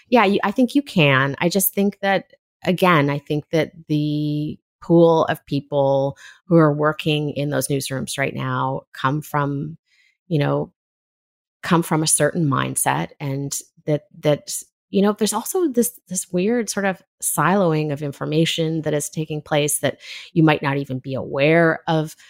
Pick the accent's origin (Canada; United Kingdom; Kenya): Canada; Left Coast, British Columbia; kind of strange mix that I grew up in on the Left Coast